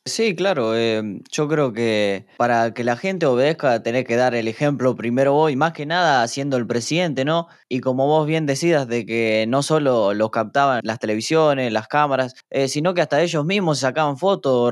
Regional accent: Santa Fe, Argentina; yo soy de provincia de Santa Fe

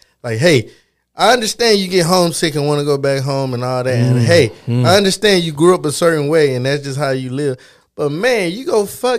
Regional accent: the South, United States; I'm a Southerner

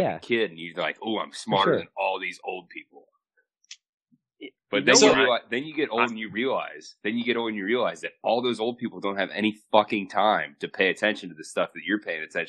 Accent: Newark, Ohio, United States; We're from Newark, Ohio.

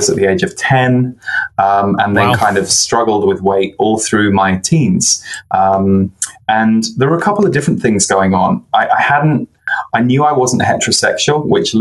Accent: just below London, South East England, United Kingdom; also born or lived in Birmingham, England / Manchester, England; So I was born in Birmingham in England, and then we moved to the south just underneath London when I was 6 years old

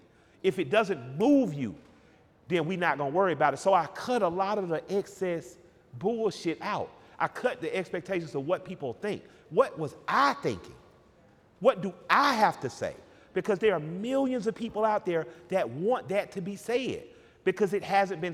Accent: Georgia, United States; I'm from Georgia

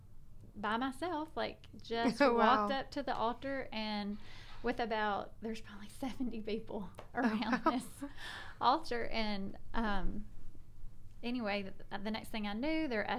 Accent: South Arkansas, United States; moved away as an adult; now in Memphis, United States; I grew up in South Arkansas. So I was born, lived in the same house my whole life until I got married

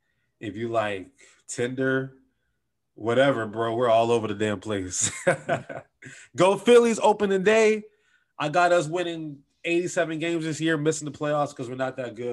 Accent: Detroit, Michigan, United States; I'm from the Midwest. I'm from Detroit, but I'm a Michigan fan first.

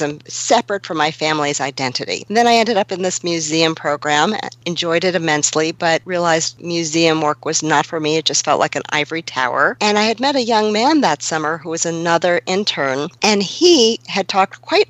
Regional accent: Long Island, New York, United States; I was growing up in Long Island, right outside of the city.

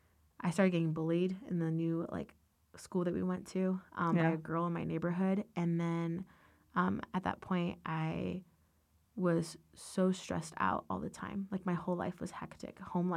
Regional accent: Ashburn, Virginia, United States; I am from Northern Virginia, and I love growing up there. Yeah, I lived about 15 minutes from Dulles. I grew up in Ashburn area.

